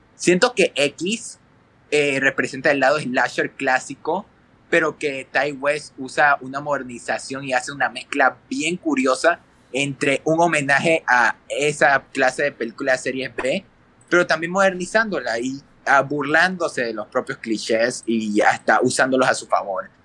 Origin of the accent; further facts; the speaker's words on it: Ecuador; yo soy de Ecuador